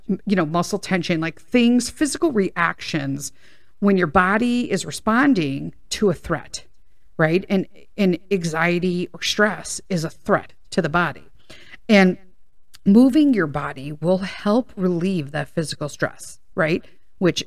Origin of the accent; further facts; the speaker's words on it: Chicago, Illinois, United States; I grew up in Chicago and went to Chicago Public Schools.